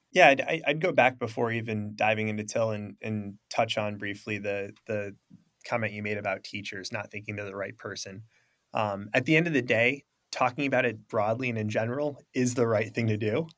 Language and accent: English; Traverse City, Michigan, United States; I'm from the Midwest, you know, Traverse City, Michigan